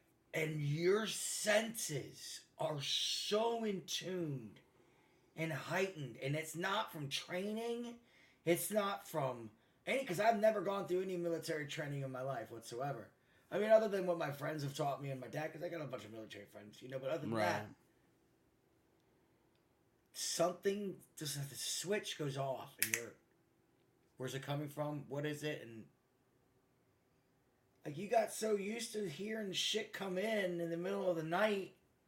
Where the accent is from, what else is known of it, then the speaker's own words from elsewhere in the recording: Baltimore, Maryland, United States; where I'm from Baltimore, Maryland.